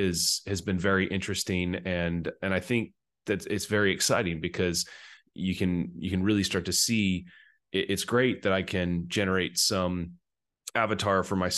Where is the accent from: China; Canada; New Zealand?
China; accent: American; now in Scotland, United Kingdom; I grew up, I've got an American accent, an American passport, and I now live in Scotland, but I grew up in Asia, in China. And so I lived most of my life there before I went to college.